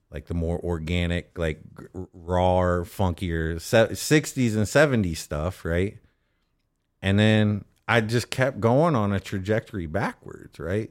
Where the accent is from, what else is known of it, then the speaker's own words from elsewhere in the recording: Austin, Texas, United States; growing up in Austin